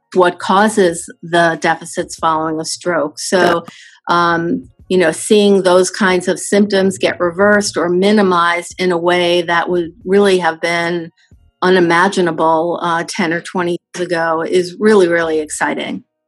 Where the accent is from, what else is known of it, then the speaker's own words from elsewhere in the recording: New York City, New York, United States; I grew up in New York City